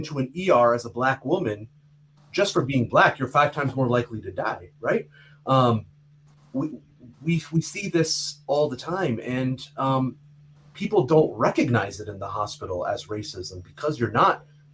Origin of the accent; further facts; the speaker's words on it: Canada; I grew up in Canada. I felt like a Canadian boy, just like everybody else in my class